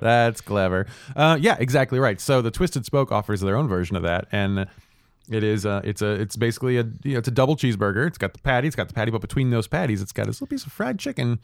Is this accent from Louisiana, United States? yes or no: no; St. Louis, Missouri, United States; I grew up in Saint Louis